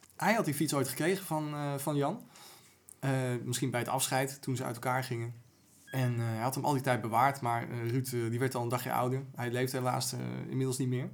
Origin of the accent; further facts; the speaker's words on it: Amsterdam, North Holland, Netherlands; als Amsterdammer